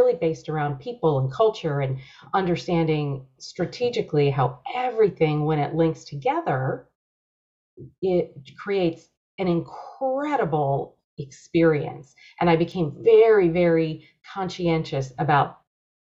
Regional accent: Rochester, New York, United States; moved away as an adult; also born or lived in San Diego; I grew up on the East Coast in Rochester, greatest snowfall through the years

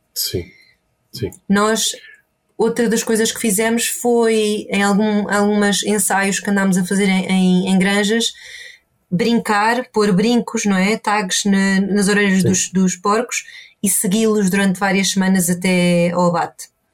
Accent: Portugal; also born or lived in Ireland; now in Inverness, United Kingdom; cresci em Portugal, perto do mar também.

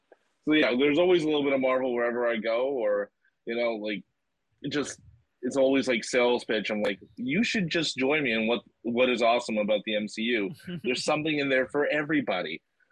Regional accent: Montreal, Quebec, Canada; now in Halifax, Canada; I'm not from Halifax. I'm from Montreal originally.

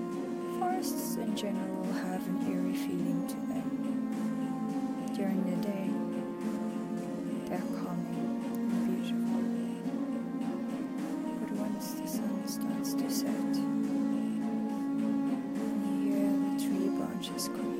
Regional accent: South Africa; now in Krakow, Poland; I'm from South Africa.

